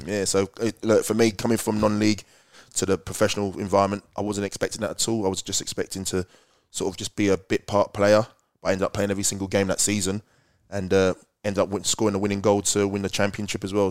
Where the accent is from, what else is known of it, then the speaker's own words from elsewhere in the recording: Slough, South East England, United Kingdom; moved away as an adult; now in Australia; I was born and bred in Slough